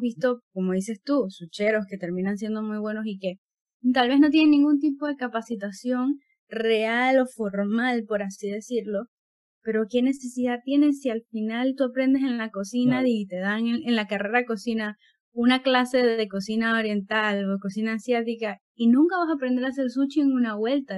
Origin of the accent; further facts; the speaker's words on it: Panama; mi tierra panameña nacional